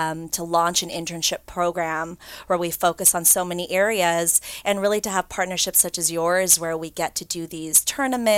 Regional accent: Los Angeles, California, United States; I'm a native Los Angeles, born and raised in the Valley

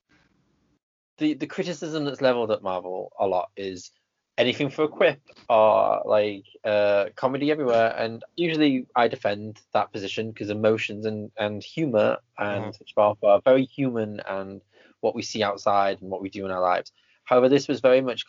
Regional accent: England, United Kingdom; being English or British, I hate being either of them

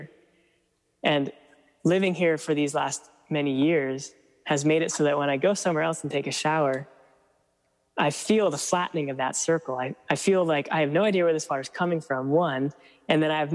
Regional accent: East Coast, United States; moved away as an adult; now in California, United States; I grew up on the East Coast

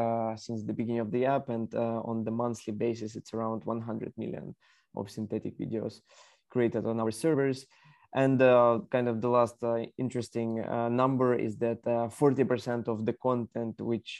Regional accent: Kyiv, Ukraine; also born or lived in United States; I'm Ukrainian. I was born in Ukraine, raised in Kiev

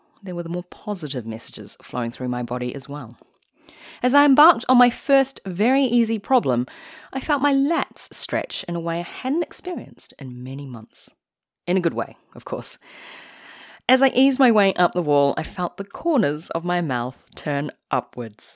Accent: New Zealand; I am Chinese, but I grew up in New Zealand

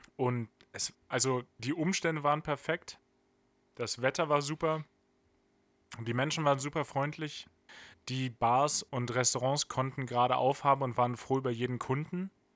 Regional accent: near Hanover, Lower Saxony, Germany; Ich komme im groberen Sinne aus der Nähe von Hannover

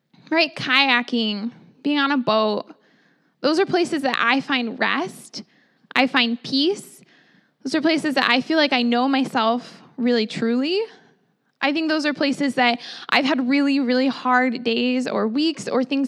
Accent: Phoenix, Arizona, United States; now in Oregon, United States; I'm from Phoenix, Arizona. I was born there

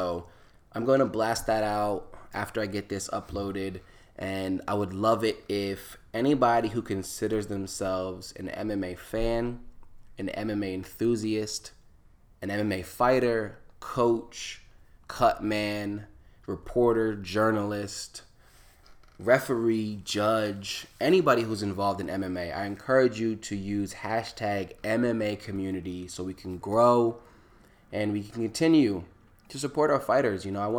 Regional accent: East Coast, United States; I say local because I'm from the East Coast. It is a local organization that is doing a bunch of amazing events on the East Coast, in DC, in Chicago, in Atlantic City. And Atlantic City is not too far where I was born and raised.

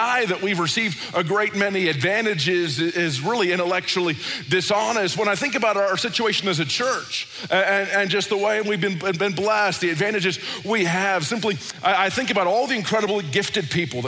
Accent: United States; I grew up in America

